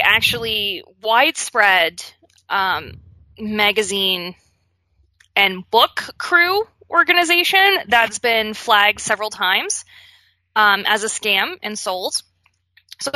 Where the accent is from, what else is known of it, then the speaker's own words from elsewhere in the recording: Pittsburgh, Pennsylvania, United States; As a kid growing up in Pittsburgh